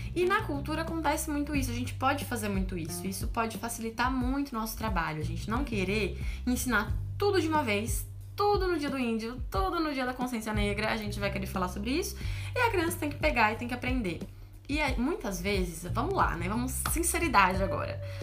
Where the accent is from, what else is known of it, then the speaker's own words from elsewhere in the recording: Brazil; meu país, o país onde eu nasci